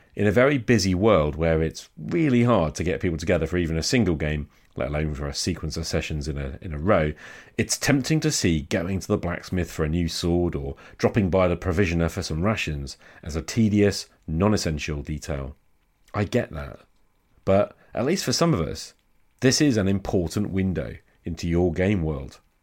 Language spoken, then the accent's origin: English; United Kingdom; as a Brit